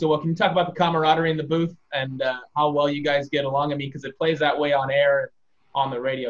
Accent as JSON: {"language": "English", "town": "Fresno", "region": "California", "country": "United States", "tie": "born or raised there", "said": "I grew up in Fresno"}